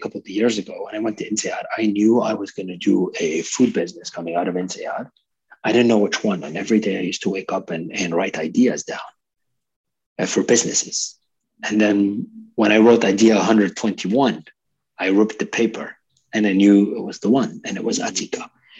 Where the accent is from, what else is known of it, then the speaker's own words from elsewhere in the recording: Lebanon; also born or lived in Canada; I'm a multicultural person myself. I'm Lebanese Canadian. I lived in multiple countries